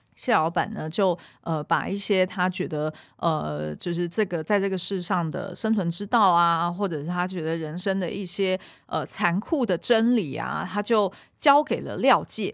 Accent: Taiwan; 我小时候是在眷村长嗯。大的

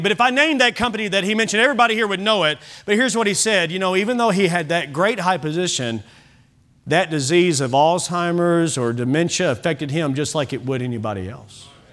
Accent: United States

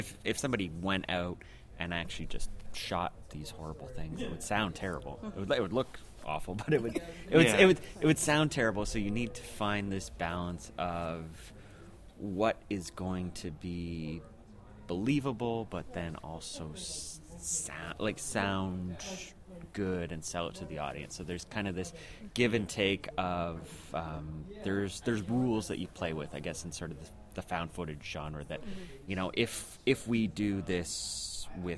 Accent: Toronto, Ontario, Canada; we're from Toronto

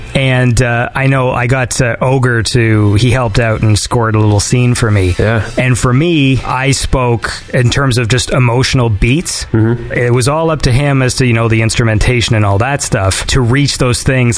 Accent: small town a few hours from Toronto, Ontario, Canada; now in Toronto, Canada; I come from a small town that's a few hours away from the city.

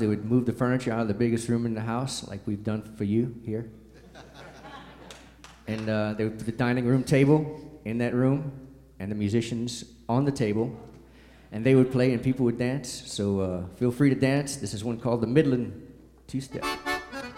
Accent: South Louisiana, United States; We're from South Louisiana

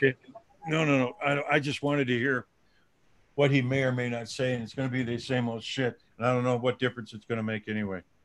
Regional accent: Dubuque, Iowa, United States; moved away as an adult; I'm a farm boy, born and raised in Dubuque, Iowa

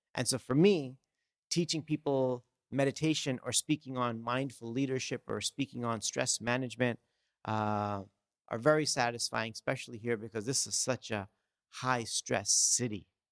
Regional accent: Los Angeles, California, United States; also born or lived in India; growing up, I grew up in Southern California in Los Angeles

